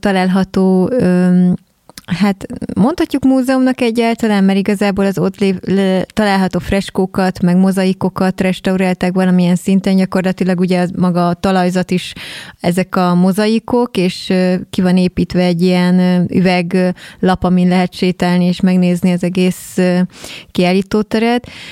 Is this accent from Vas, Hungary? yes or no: no; Keszthely, Zala, Hungary; mi is keszthelyiek vagyunk